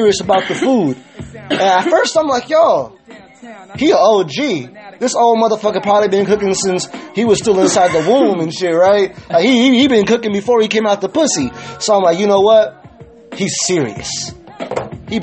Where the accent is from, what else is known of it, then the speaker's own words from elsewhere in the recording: California, United States; I'm from Cali, born and raised